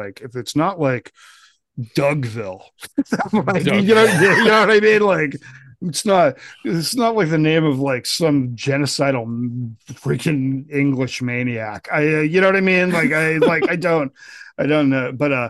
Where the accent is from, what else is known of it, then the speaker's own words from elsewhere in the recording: rural Colorado, United States; I grew up in rural Colorado too.